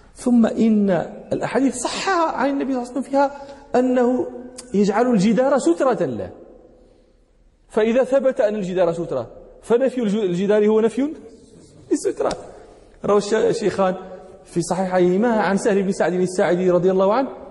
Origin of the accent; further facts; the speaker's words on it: Morocco; هنا عندنا في المغرب